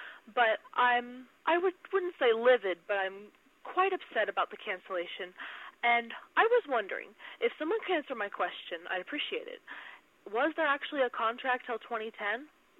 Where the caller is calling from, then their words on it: Buckeye, Arizona, United States; I'm from Buckeye, Arizona in America.